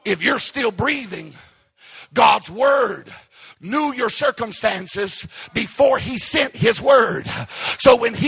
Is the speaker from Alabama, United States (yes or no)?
no; Arkansas, United States; I was raised in Arkansas